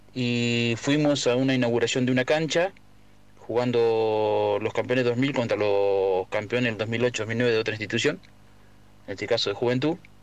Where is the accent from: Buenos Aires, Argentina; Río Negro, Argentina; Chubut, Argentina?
Buenos Aires, Argentina; Pipinas; moved away; also born or lived in Verónica; nací en Pipinas, pero me, me hice futbolísticamente en, Verónica